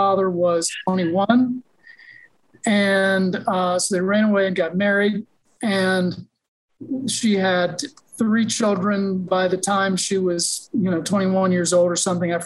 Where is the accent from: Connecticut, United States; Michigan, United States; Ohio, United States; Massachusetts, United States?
Ohio, United States; Westerville; I was born and raised in the Columbus, Ohio area. Actually grew up in a suburb called Westerville, Ohio.